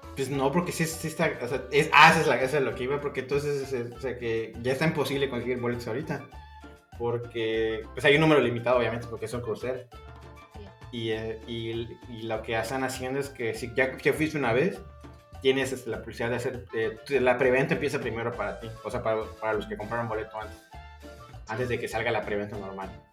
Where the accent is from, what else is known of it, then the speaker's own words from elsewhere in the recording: Mexico; yo como mexicano